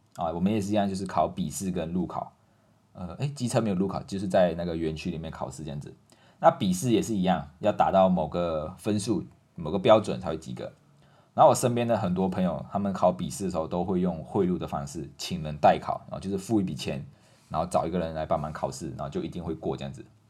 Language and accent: Chinese; Malaysia; now in Taiwan; 我们马来西亚人会讲锁匙